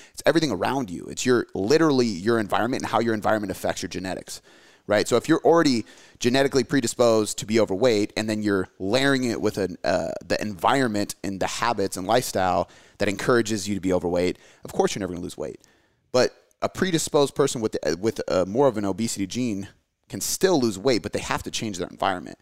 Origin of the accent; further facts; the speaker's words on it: United States; my parents are from America, I'm from America, my daughter's from America